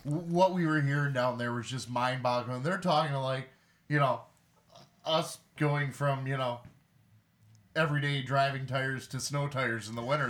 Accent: Detroit, Michigan, United States; growing up in the Motor City

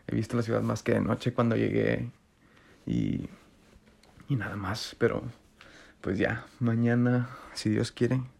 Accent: Torreón, Coahuila, Mexico; now in Canada; he aprendido bastantes cosas desde que me vine de Torreón

